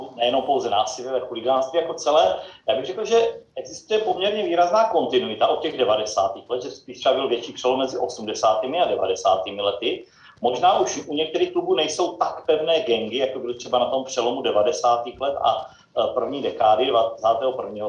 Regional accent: Brno, South Moravian Region, Czechia; brněnského klubu, odkud pocházím

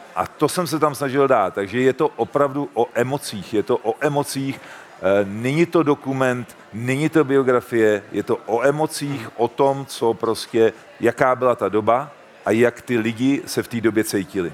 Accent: Czechia; u nás v Čechách

